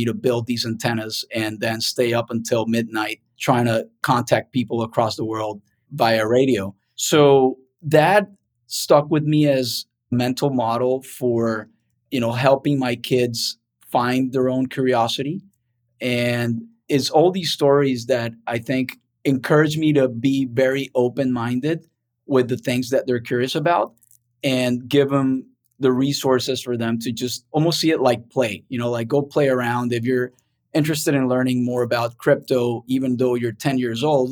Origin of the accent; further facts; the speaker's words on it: Cartagena, Bolívar, Colombia; now in United States; I grew up in Colombia and basically in Cartagena